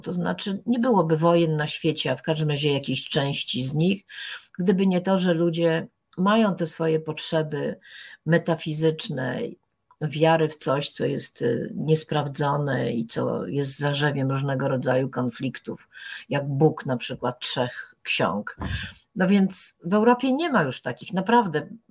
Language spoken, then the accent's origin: Polish; Poland; pochodzę z tak dziwacznego kraju, gdzie ministrowie słyszą płacz zamrażanych zarodków